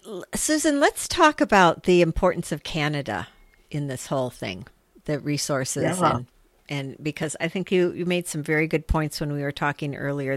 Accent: United States; moved away; And as an American, I would say that it's the same for Americans.

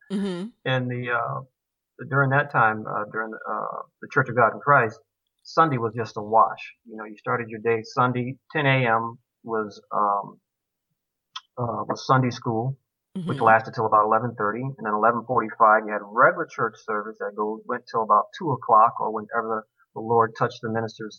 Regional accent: Georgia, United States; I was born in Georgia, in the segregated South, and raised partially there.

